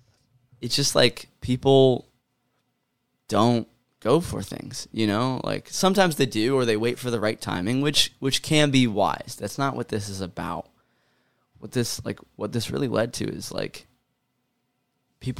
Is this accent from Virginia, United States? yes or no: no; Ohio, United States; I grew up in America. I grew up in Ohio